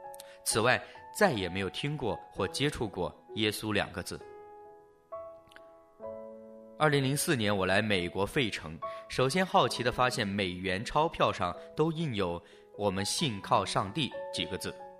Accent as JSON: {"language": "Chinese", "country": "China", "tie": "born there", "said": "我于一九七一年出生在中国大陆，小时候能记得的就是观看如何批斗走资派。"}